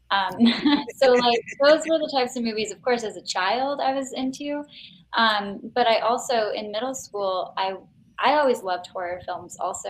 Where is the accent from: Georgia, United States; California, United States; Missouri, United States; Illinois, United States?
Illinois, United States; Chicago; I was born in the city, and then technically grew up in a suburb, and then moved back